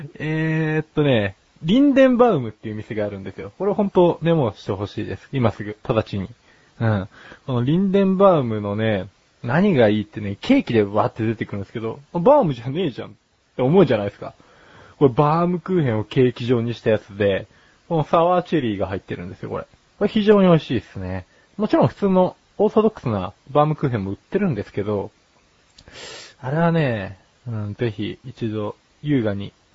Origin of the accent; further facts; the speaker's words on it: Yokohama, Kanagawa, Japan; 僕の地元の横浜に出店したんですね